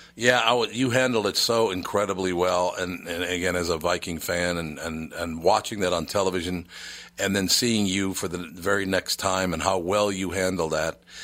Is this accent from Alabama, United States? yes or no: no; Minnesota, United States; now as a Minnesotan